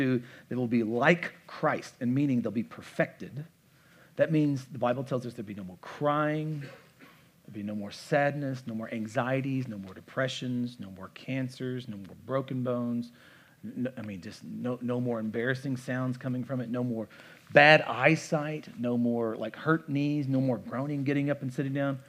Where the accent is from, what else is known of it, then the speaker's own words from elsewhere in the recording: United States; I am a thoroughly American